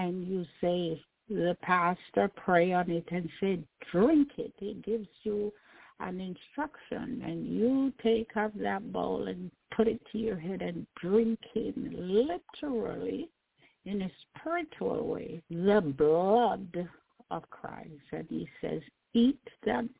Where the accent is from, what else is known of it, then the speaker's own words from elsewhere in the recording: Jamaica; I grew up in Jamaica